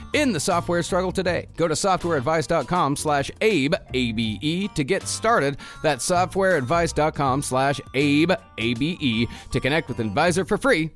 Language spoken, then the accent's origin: English; United States; we as American citizens, taxpaying citizens